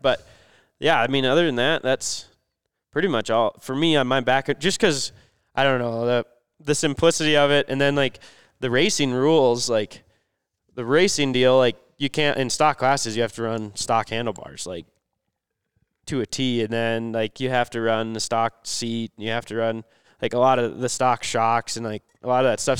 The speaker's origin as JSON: {"language": "English", "region": "Minnesota", "country": "United States", "said": "I'm from Minnesota"}